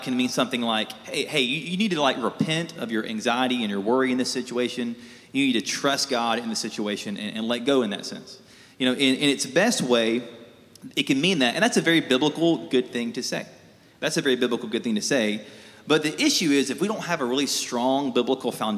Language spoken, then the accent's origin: English; South Alabama, United States; I grew up in South Alabama